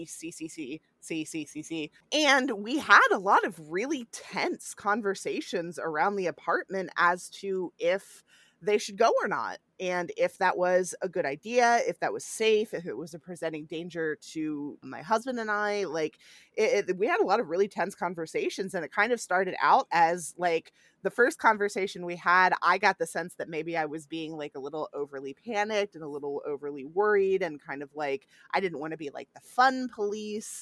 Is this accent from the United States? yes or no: yes; York, Pennsylvania, United States; moved away; I'm here in my hometown helping my mom out through all of this. And we have the country's oldest county fair here, the York Fair